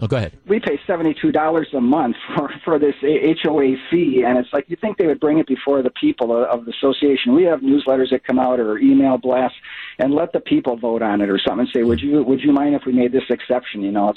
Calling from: San Tan Valley, Arizona, United States; also born or lived in Wisconsin; We are in Santan Valley, a little bit in the East Valley.

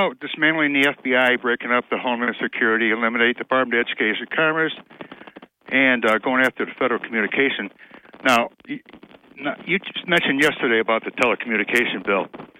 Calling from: Binghamton, New York, United States; Hi, this is … from the south side of Binghamton.

